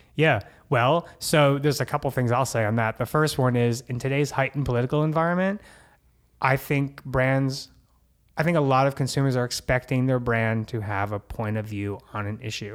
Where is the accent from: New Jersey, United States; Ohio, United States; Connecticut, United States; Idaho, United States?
New Jersey, United States; now in Los Angeles, United States; I'm Jersey